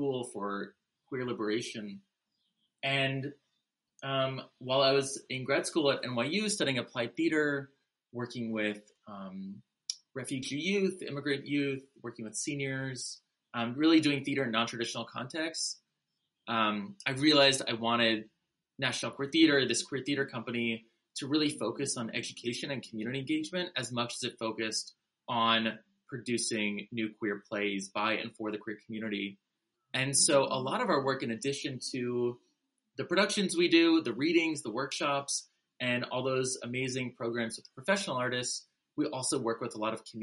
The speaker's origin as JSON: {"language": "English", "town": "Berkeley", "region": "California", "country": "United States", "moved": "as an adult", "lives_now": "New York City, United States", "said": "I am an American-born theater maker from Berkeley, California"}